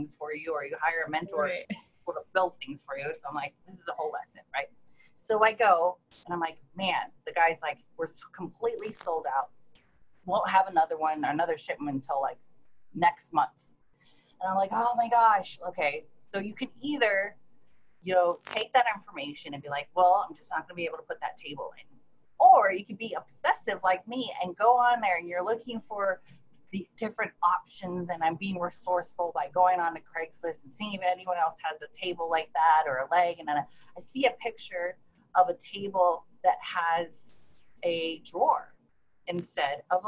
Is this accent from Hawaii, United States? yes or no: yes; Honolulu, Hawaii, United States; also born or lived in Seattle, Washington; now in San Diego, United States; I'm actually originally from Honolulu, Hawaii